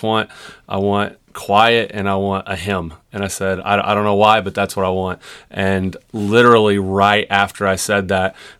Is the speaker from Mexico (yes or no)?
no; Marshfield, Missouri, United States; grew up in Marshfield. We graduated together in 2002